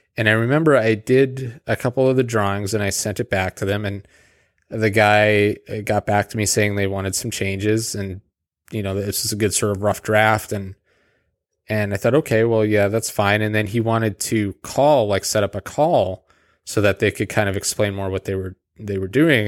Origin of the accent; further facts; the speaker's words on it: Calgary, Alberta, Canada; moved away; also born or lived in Edmonton, Alberta; I was born in Edmonton, Alberta, uh, but we lived in Calgary.